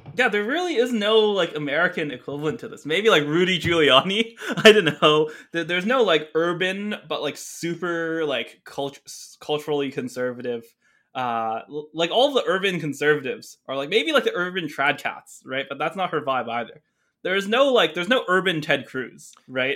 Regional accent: Canada; a Canadian teenager back then

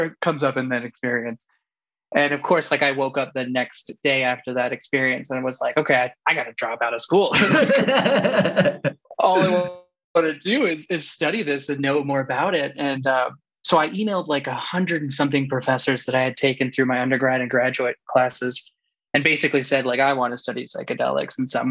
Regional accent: the South, United States; now in Boulder, United States; growing up in the South

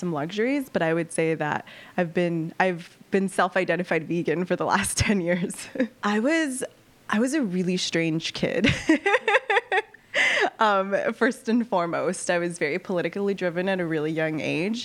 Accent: Los Angeles, California, United States; now in Chicago, United States; I grew up in East LA, so it is obviously the east side of Los Angeles

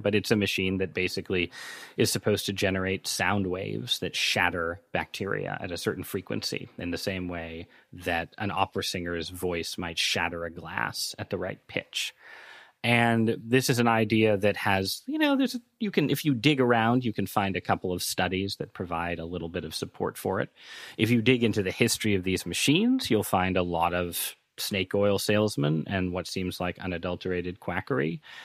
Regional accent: Northeast, United States; growing up in the Northeast, in pretty liberal parts of society

